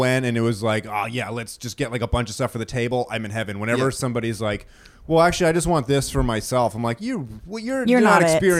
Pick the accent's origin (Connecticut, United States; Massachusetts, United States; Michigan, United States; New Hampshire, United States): New Hampshire, United States; moved away; also born or lived in Georgia; I was just going to say, I grew up in New Hampshire and moved to Georgia. And when I moved down to Georgia, we had SoCo, which I always hated.